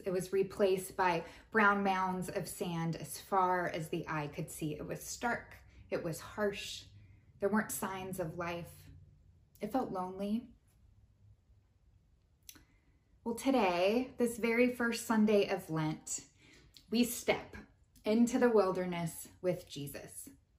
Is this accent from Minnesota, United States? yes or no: no; West Texas, United States; I'm from West Texas, so I grew up surrounded by flatland and tumbleweeds and dust storms. There weren't trees or water. They were desert-like conditions.